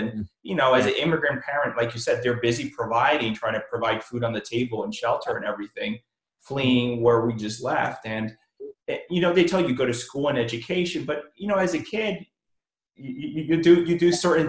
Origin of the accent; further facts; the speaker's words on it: Washington, District of Columbia, United States; I'm also an immigrant and I came here at a very young age, and I came to DC. So I grew up in Washington, DC.